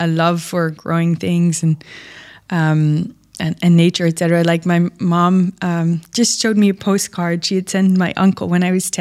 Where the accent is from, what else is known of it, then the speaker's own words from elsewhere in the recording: Netherlands; now in Dubai, United Arab Emirates; I'm from the Netherlands and there's a big ag industry there